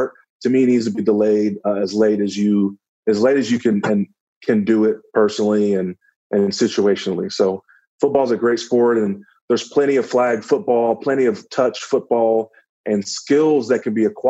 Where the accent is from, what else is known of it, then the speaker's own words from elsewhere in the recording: Dallas, Texas, United States; it was in my hometown, so that was cool. I had friends and family there in Dallas